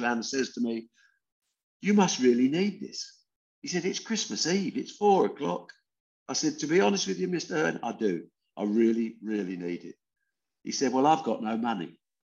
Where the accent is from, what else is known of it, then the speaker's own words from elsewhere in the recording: Debden, East of England, United Kingdom; also born or lived in Dagenham, East London; After a couple of years, we got shunted off to a Debden industrial estate in Essex, where I spent the next 16 years.